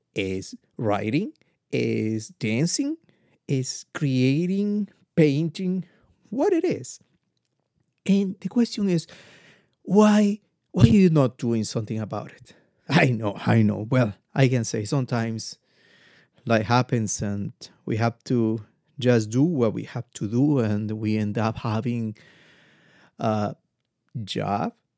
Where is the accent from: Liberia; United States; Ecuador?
Ecuador; I'm come from Ecuador.